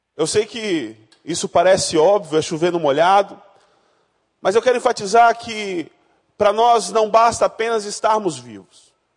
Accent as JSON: {"language": "Portuguese", "region": "Rondônia", "country": "Brazil", "tie": "born or raised there", "moved": "yes", "said": "eu não nasci no Rio de Janeiro, eu nasci em Rondônia, no estado mais sensacional do nosso Brasil"}